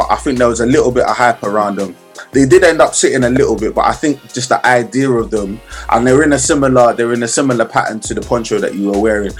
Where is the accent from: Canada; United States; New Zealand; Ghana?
Ghana; Like, it's definitely, even as a Ghanaian, I can even admit that.